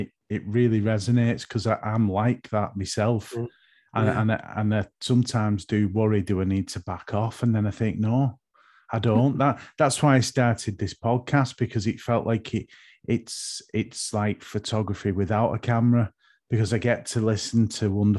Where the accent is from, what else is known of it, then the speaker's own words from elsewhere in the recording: Northwest, North West England, United Kingdom; I'm from Northwest.